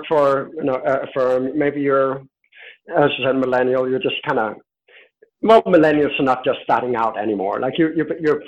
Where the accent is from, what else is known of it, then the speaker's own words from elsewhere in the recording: Denmark; I'm from Denmark